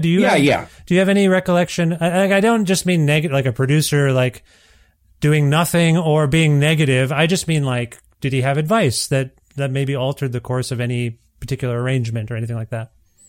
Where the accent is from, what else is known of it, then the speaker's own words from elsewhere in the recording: India; I'm Indian, so I have many lives, apparently.